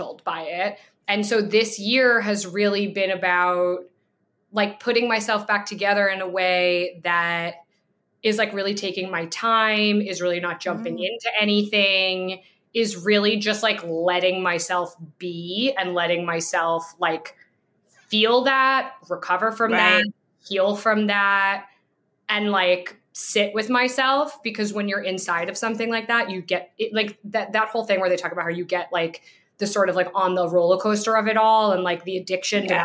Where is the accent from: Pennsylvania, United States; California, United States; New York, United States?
New York, United States; I'm from New York.